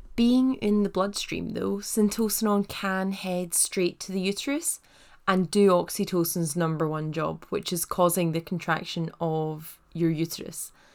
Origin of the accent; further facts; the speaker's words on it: Paisley, Scotland, United Kingdom; I'm from Paisley, which is just outside of Glasgow, and West Coast Scots